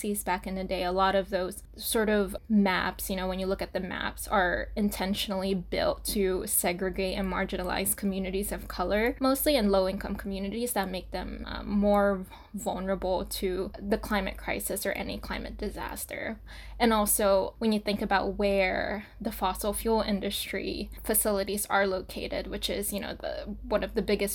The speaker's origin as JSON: {"language": "English", "town": "Saipan", "country": "Northern Mariana Islands", "tie": "born or raised there", "also_born_or_lived": "Portland, Oregon", "moved": "as an adult", "lives_now": "New York City, United States", "said": "I was born and raised in Saipan, Northern Mariana Islands"}